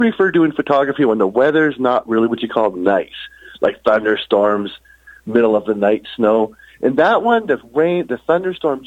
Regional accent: Houston, Texas, United States; also born or lived in Calgary, Alberta, Canada / Sidney, Montana, United States; now in Shaunavon, Canada; I was raised, actually, mostly in Houston, Texas

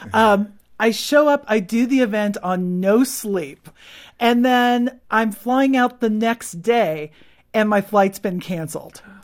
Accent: California, United States; I'm from California

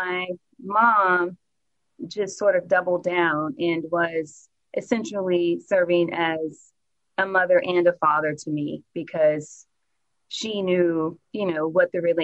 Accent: New Orleans, Louisiana, United States; now in Dallas, United States; I am from New Orleans, born and raised

